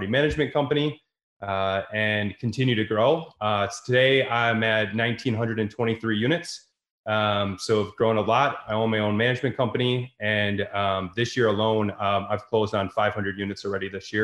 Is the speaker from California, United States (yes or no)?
no; Wisconsin, United States; I'm from Wisconsin, right? This isn't the East Coast, West Coast.